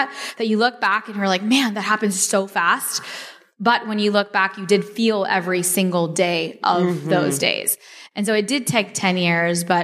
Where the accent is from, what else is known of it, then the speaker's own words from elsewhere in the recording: Dallas, Texas, United States; also born or lived in Chicago; I was born in Chicago. I grew up in Dallas.